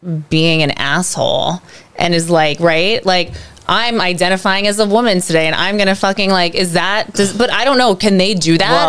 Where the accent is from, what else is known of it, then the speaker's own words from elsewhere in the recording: New York City, New York, United States; my parents, because like they're from Chelsea, like, and that's where I grew up